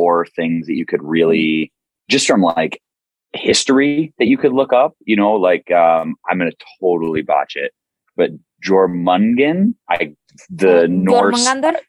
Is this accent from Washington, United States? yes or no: no; Michigan, United States; moved away; so I'm from Michigan originally